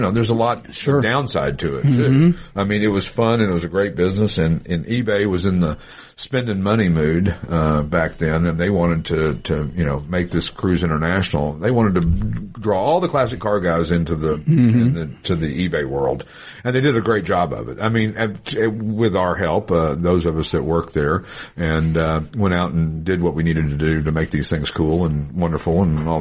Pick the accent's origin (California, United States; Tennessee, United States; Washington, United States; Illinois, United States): Tennessee, United States; Knoxville; moved away; also born or lived in Branson, Missouri; I'm from Knoxville, Tennessee, and I go, well, I grew up in Knoxville